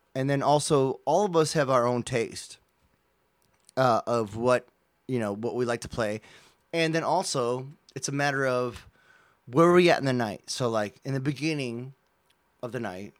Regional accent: United States; I'm an American

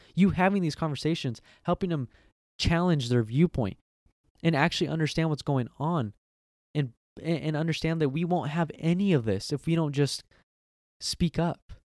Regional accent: United States; I'm American

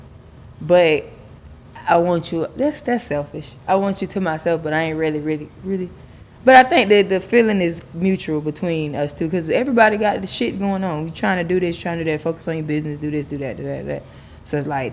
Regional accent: Broward County, Florida, United States; from Broward County, Florida

